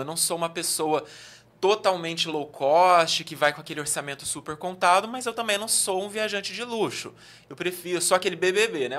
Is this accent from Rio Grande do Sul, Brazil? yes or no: no; Araraquara, São Paulo, Brazil; accent: interior, R puxado; moved away as an adult; also born or lived in Minas Gerais / Brasília; Eu sou do interior de São Paulo, natural de Araraquara, morei em várias cidades já do interior de São Paulo